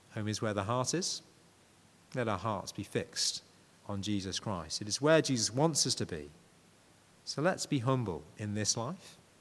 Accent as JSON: {"language": "English", "region": "Yorkshire and the Humber", "country": "United Kingdom", "said": "I'm a Yorkshireman"}